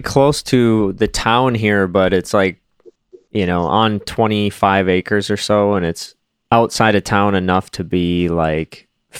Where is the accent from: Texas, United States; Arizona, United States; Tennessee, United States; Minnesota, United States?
Minnesota, United States; North Branch; also born or lived in Wisconsin; I grew up in Wisconsin until I was like 10, and then moved here to Minnesota, which was just like an hour away. And then went to high school here, and a little while after I graduated, moved to Minneapolis, lived in and around Minneapolis for, the last however many years